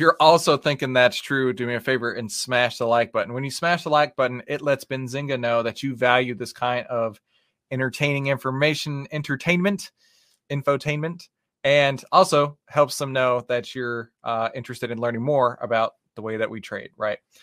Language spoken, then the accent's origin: English; Texas, United States; I'm from Texas. We, we, we don't always have the best diction